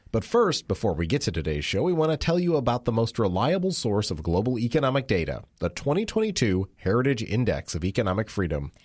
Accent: Virginia, United States; my home state of Virginia

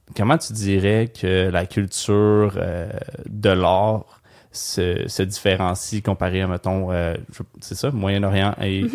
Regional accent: Gatineau, Quebec, Canada; j'ai grandi à Gatineau

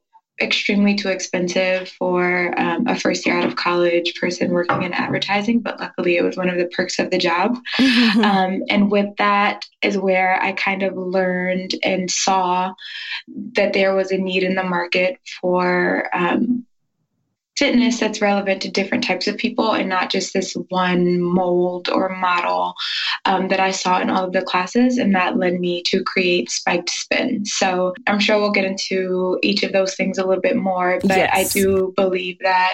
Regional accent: Georgia, United States; also born or lived in New York / Maryland; I'm originally from New York and I grew up a little bit in Maryland and then finally in Georgia.

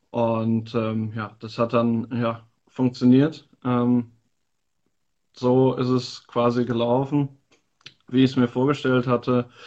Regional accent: Eifel, Germany; born there; äh, bin 24 Jahre alt, gebürtig aus der Eifel und jetzt seit zwei Jahren dabei beim FSV Frankfurt.

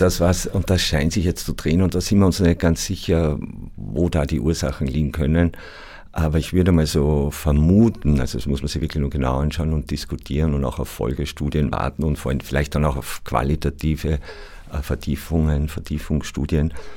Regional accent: Austria; meiner mehrheitsösterreichischen Herkunft

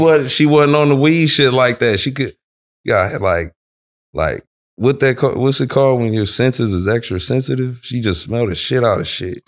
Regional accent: Omaha, Nebraska, United States; also born or lived in Los Angeles, California; now in California, United States; I'm from Omaha, Nebraska

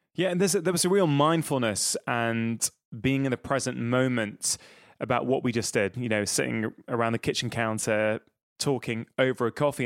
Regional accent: Manchester, North West England, United Kingdom; I'm from the Northwest, I'm from Manchester, that's where I sort of grown up most of my life

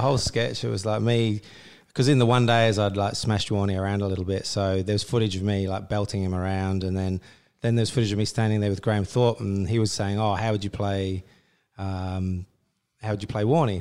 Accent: Australia; I grew up in Australia

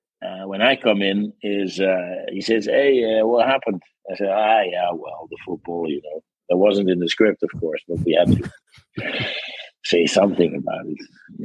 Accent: Netherlands; English is a second language; You wouldn't know the difference probably, but they make dark, nice, edgy stuff there.

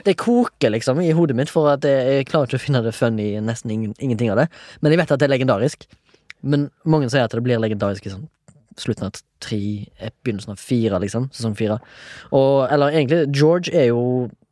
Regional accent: Haugesund, Rogaland, Norway; Jeg er fra Haugesund, 34 år

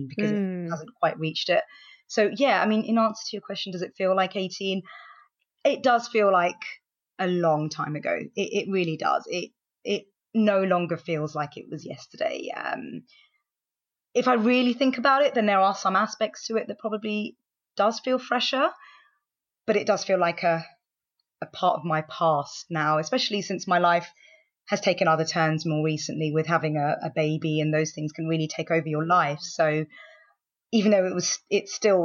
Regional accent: London, United Kingdom; I am from London and I am 33 years old

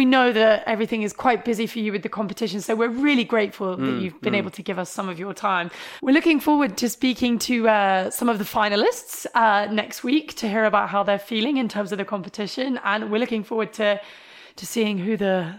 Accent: Coventry, West Midlands, United Kingdom; I'm from Coventry

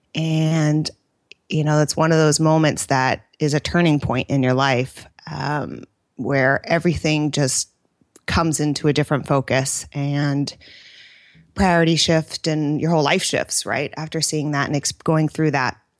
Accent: Bay Area, California, United States; also born or lived in New York / Italy; born and raised in the Bay Area

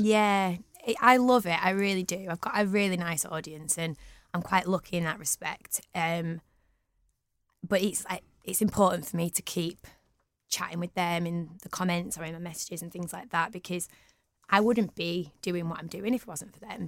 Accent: Manchester, North West England, United Kingdom; also born or lived in London / Huddersfield; I am so proud of being from Manchester. Um, I've lived here all my life

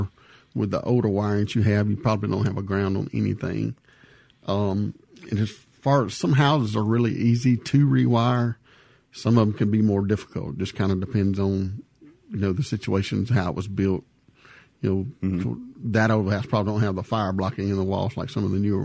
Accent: Louisiana, United States; I'm from Louisiana

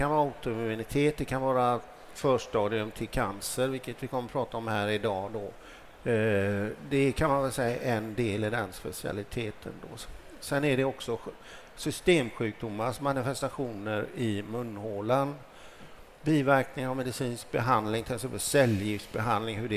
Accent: Gothenburg, Västra Götaland, Sweden; Som jag talar för Göteborg, där jag kommer ifrån, alltså Sahlgrenska akademin

